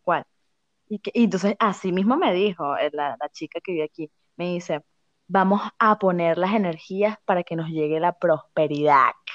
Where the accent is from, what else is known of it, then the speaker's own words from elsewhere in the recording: Caracas, Capital District, Venezuela; yo represento al estado de Distrito Capital